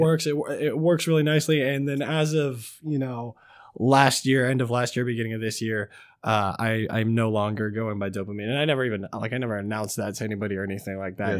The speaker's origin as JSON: {"language": "English", "town": "Kelso", "region": "Washington", "country": "United States", "lives_now": "Vancouver, United States", "said": "I am a father from Vancouver, Washington. I'm actually technically from Kelso, Washington, but I do live in Vancouver"}